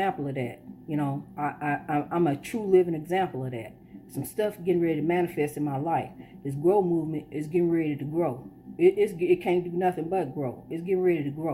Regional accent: Illinois, United States; now in Florida, United States; We were born here, but our ancestors were not from here

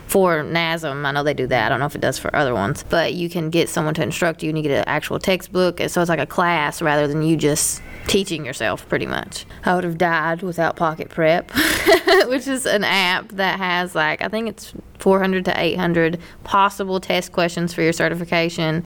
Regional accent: Whitesburg, Kentucky, United States; moved away; that affected my hometown

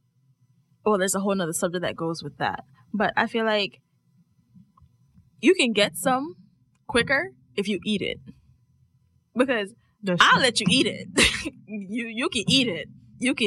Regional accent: Jamaica; being Jamaican

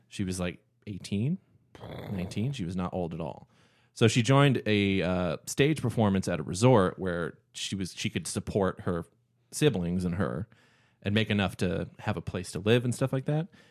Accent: Canada; growing up in Canada

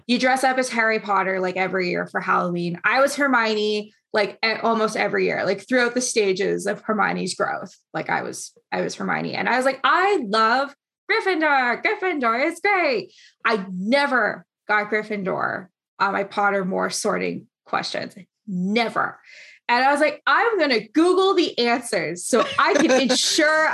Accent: Canada

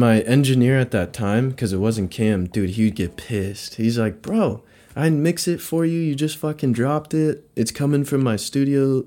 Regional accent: Redding, California, United States; also born or lived in San Francisco Bay Area; I, I grew up here, but all my family's in the Bay

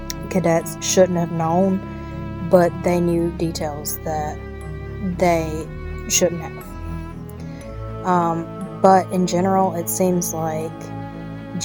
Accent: Mississippi, United States; This is from my home state.

